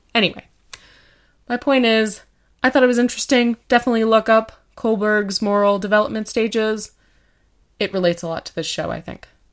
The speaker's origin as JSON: {"language": "English", "country": "Canada", "said": "we're Canadian"}